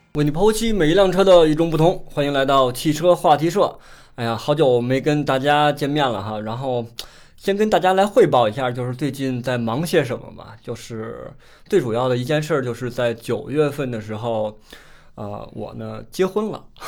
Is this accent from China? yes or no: yes; Beijing, China; 作为一个北京人来说，其实很少去外地去工作